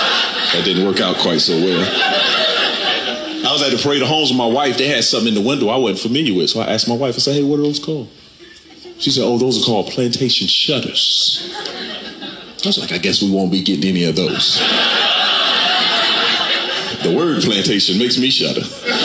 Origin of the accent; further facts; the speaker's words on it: Camden, South Carolina, United States; I'm from South Carolina. I'm from a town, Camden, South Carolina. From the South. I tell people wherever I go, I'm from the South with an F and not a TH. From the South.